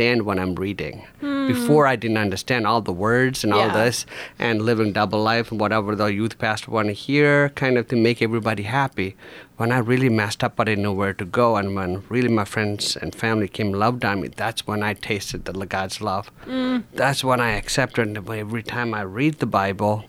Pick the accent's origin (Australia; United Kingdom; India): India; also born or lived in Grand Rapids, United States; now in United States; I was born in India, and the Hindu family